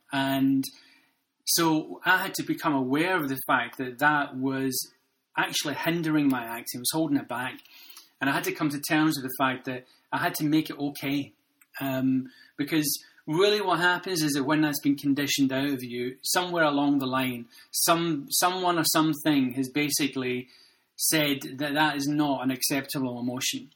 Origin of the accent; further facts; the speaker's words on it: Glasgow, Scotland, United Kingdom; I grew up in Glasgow